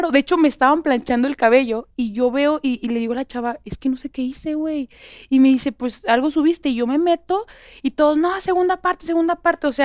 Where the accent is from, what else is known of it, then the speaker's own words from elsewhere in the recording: Guadalajara, Jalisco, Mexico; Yo soy de Guadalajara.